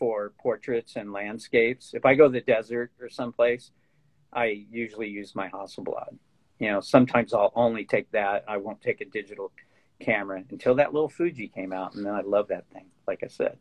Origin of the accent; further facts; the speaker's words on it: Fallbrook, California, United States; where I grew up in Fallbrook, you know, it's 20 miles from the coast